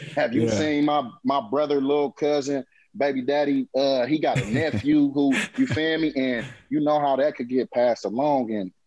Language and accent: English; Oakland, California, United States; I said, hey, but I'm from Oakland.